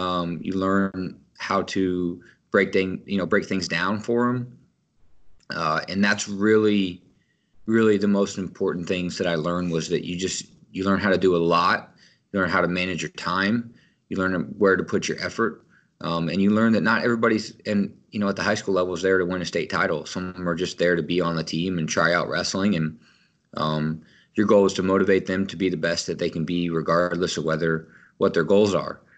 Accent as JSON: {"language": "English", "region": "Kansas", "country": "United States", "tie": "born or raised there", "said": "growing up in Kansas"}